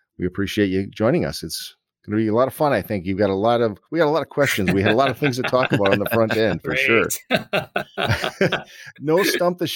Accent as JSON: {"language": "English", "region": "Wisconsin", "country": "United States", "said": "We're from Wisconsin"}